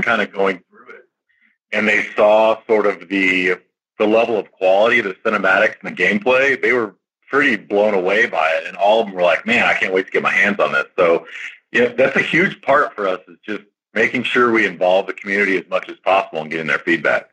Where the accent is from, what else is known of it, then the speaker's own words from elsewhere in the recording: South Texas, United States; growing up in South Texas